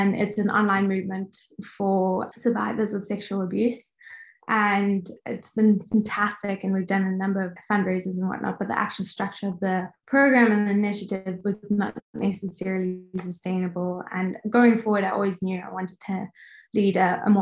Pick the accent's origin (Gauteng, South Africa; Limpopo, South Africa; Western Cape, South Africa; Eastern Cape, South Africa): Gauteng, South Africa; Johannesburg; moved away as an adult; also born or lived in Cape Town, South Africa / Sydney, Australia; I was born and raised in South Africa